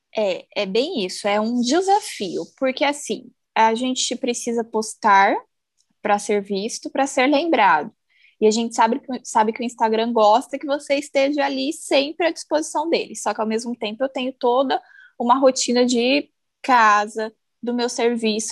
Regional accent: Campo Grande, Mato Grosso do Sul, Brazil; moved away as an adult; also born or lived in Cascavel; now in Umuarama, Brazil; Eu sou de Campo Grande, né? Nasci, criei aí, e há oito anos eu me mudei para o interior do Paraná. Eu moro atualmente em Umuarama

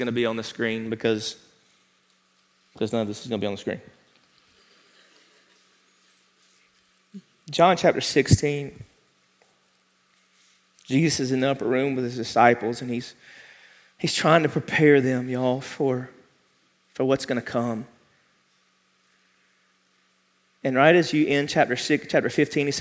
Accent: United States; we as the American church

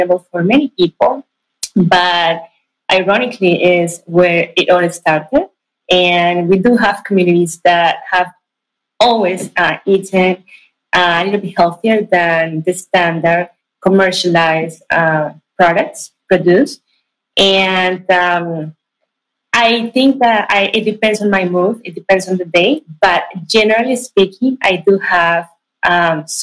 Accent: Ibagué, Tolima, Colombia; moved away as an adult; also born or lived in Bogota, Colombia / California, United States; now in Silicon Valley, United States; Actually, I was born in Bogota, but I was definitely raised in Ibagué. It's a city in the center of Colombia

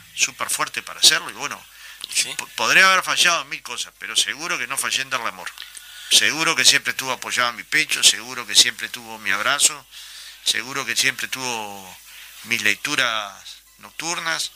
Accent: Montevideo, Uruguay; Yo era un niño, iba a la cancha de Goe muchas veces escapado de, mi padre para ver el partido

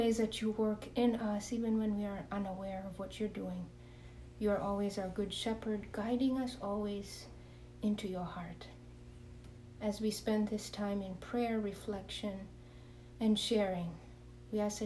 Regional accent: Kenya; I'm originally born and raised in Kenya

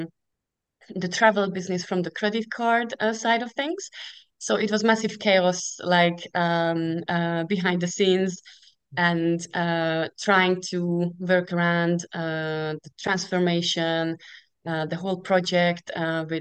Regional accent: Hungary; English is a second language; moved away as an adult; now in United Kingdom; 10 years ago I moved from Hungary to the UK

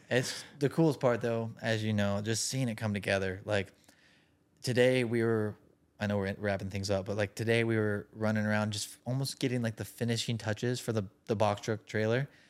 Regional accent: Salinas, California, United States; I grew up in Salinas, California

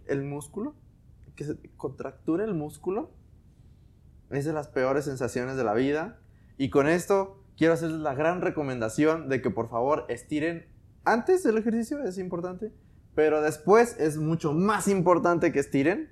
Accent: Mexico; nacimos aquí en México

